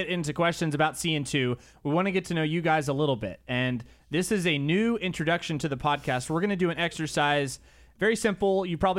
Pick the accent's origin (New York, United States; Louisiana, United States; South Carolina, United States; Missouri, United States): South Carolina, United States; Easley; now in Rock Hill, United States; I grew up in Easley, South Carolina. I came to Winthrop in 2012.